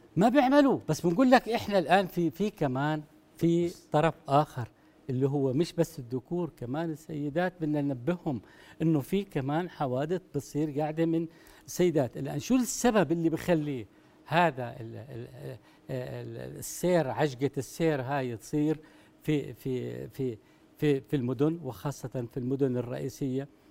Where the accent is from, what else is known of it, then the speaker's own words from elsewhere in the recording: Jordan; عندنا في الاردن